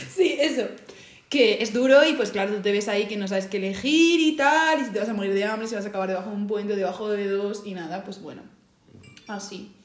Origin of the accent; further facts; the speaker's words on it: Madrid, Community of Madrid, Spain; now in Las Rozas, Spain; nací en Madrid, pero vivo en Las Rozas.